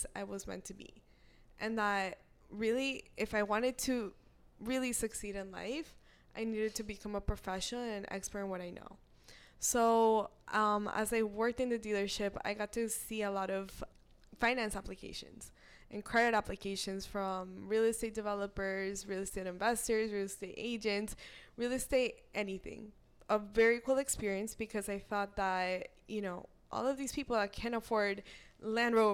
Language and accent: English; South Florida, United States; moved away as an adult; I'm from Florida